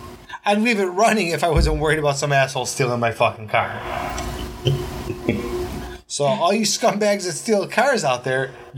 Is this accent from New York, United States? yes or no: yes; Cheektowaga, New York, United States; we grew up in Cheektowaga, dude.